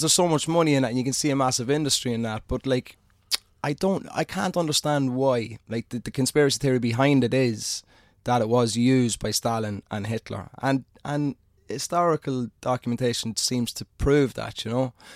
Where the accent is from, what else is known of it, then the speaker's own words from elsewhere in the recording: Ireland; being an Irishman